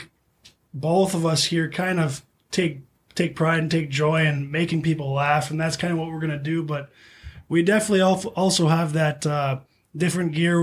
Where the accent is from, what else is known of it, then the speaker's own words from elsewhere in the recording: East Grand Forks, Minnesota, United States; I'm East Grand Forks.